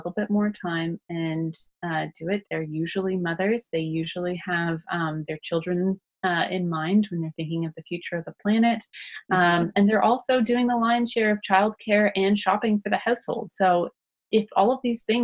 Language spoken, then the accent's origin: English; Canada; I'm also Canadian